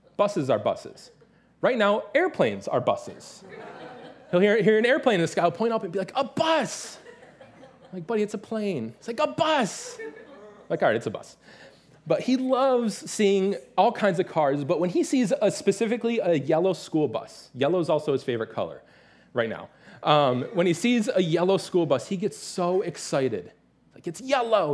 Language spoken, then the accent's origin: English; Detroit, Michigan, United States; moved away; I'm from the Detroit area